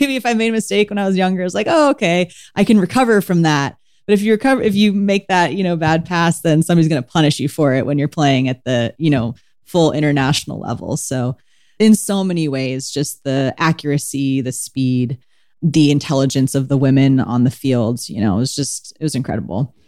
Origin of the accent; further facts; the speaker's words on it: San Diego, California, United States; I grew up in San Diego, California